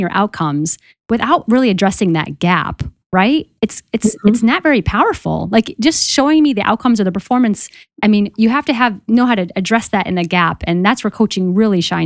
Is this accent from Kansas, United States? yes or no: no; Boston, Massachusetts, United States; I'm from Boston